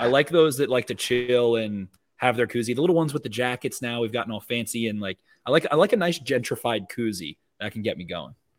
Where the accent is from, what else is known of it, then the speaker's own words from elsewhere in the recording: Carroll County, Maryland, United States; I'm from Carroll County